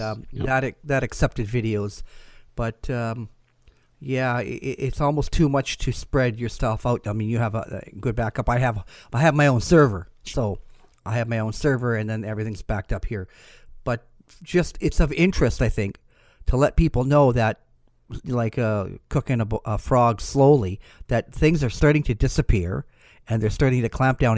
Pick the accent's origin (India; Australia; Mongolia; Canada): Canada; I'm Canadian.